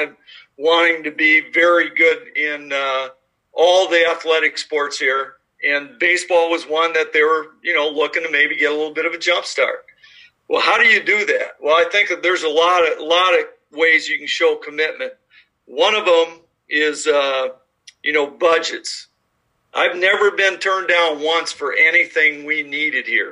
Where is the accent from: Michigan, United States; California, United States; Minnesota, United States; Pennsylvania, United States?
Minnesota, United States; moved away as an adult; also born or lived in Tyler, Texas / Mississippi / Kentucky; now in Dubuque, United States; I'm a four-season climate guy living and growing up in Minnesota